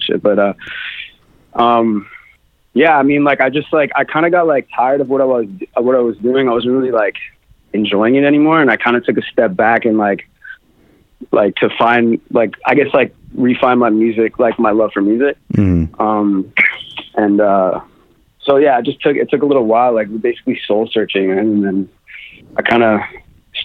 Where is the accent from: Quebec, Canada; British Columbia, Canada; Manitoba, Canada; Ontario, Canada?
Ontario, Canada; Toronto; now in Los Angeles, United States; I'm from Toronto